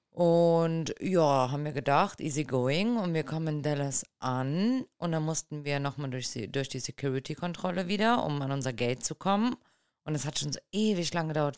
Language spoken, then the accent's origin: German; Germany; bei uns in Deutschland